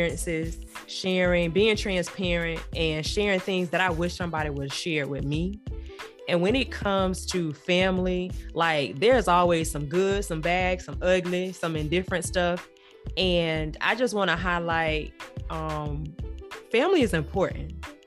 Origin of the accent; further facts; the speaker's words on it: Wimauma, Florida, United States; We both were born and raised in Waimama. Okay, Waimama is south of about 30, 45 minutes south of Tampa